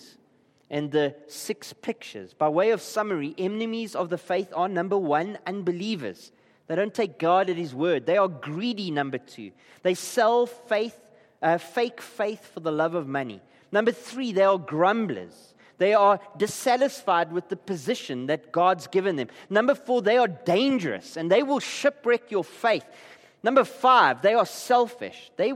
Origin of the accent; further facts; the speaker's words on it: Gqeberha, Eastern Cape, South Africa; I come from Klabecha.